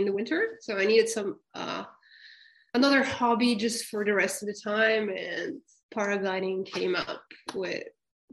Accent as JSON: {"language": "English", "country": "Bulgaria", "also_born_or_lived": "France", "said": "I'm originally from Bulgaria, and right now I live between France and Bulgaria"}